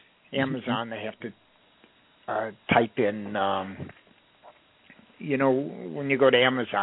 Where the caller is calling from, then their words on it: Woodland Hills, California, United States; Woodland Hills.